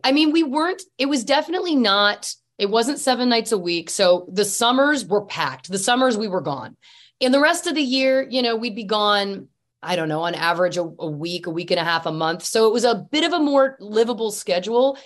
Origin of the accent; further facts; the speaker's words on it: Canada; I'm Canadian. Typically, we're humble people